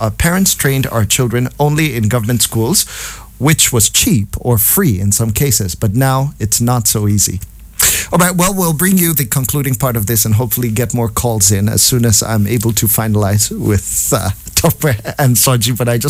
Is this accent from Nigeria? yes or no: yes; Nigeria; I am a Nigerian